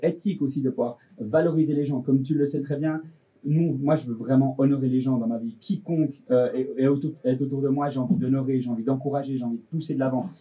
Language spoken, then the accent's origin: French; Delémont, Jura, Switzerland; je venais du Jura de Lémont